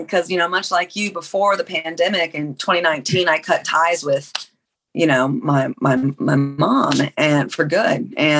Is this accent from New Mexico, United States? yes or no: no; Knob Noster, Missouri, United States; born there; Well, I was born on Whiteman Air Force Base, and that's in Knobnostra, Missouri.